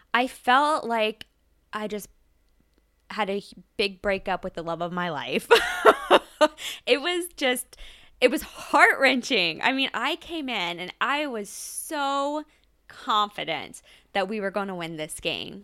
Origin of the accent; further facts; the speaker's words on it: Ohio, United States; I grew up in Ohio. I'm born and raised, I'm an Ohio girl